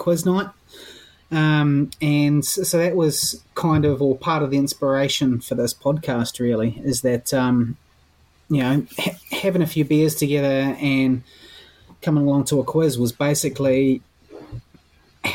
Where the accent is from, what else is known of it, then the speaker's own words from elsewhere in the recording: Te Puke, Bay of Plenty, New Zealand; now in Wellington, New Zealand; I grew up in Te Puke, where all we knew existed was Waikato Draft